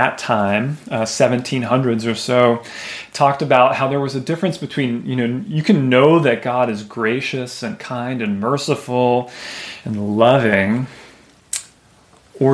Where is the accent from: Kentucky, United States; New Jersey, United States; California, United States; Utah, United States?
New Jersey, United States; I'm from New Jersey